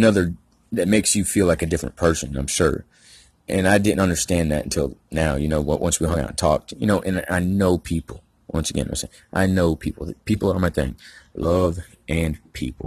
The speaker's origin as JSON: {"language": "English", "region": "Georgia", "country": "United States", "said": "I'm from Georgia"}